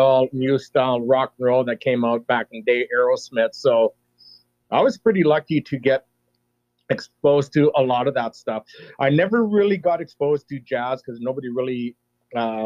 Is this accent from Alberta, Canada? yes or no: yes; Peace River, Alberta, Canada; also born or lived in McLennan, Alberta; grew up in Peace River from 79 till the time I graduated in 87